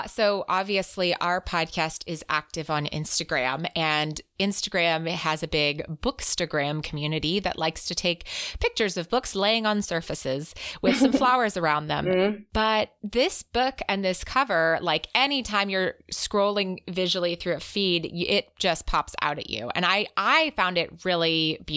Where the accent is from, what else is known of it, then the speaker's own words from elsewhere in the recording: United States; as an American